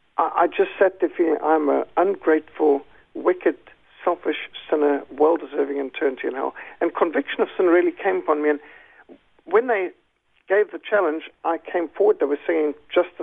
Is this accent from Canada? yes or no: no; Zimbabwe; I was brought up secular, but in Rhodesia, one of the last of the British colonies